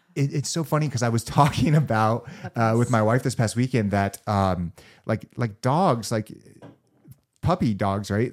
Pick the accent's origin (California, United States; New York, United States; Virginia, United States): California, United States; Los Angeles; I, I, grew up in, in Los Angeles. I was born and bred.